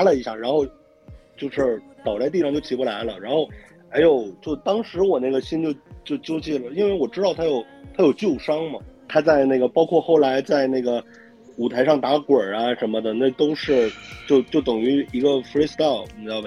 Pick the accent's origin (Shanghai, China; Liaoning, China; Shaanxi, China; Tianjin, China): Liaoning, China; Anshan; 那我鞍山人嘛，对吧 老乡了